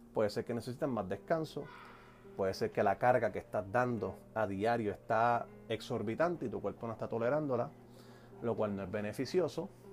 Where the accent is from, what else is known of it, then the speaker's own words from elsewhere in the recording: Puerto Rico; soy boricua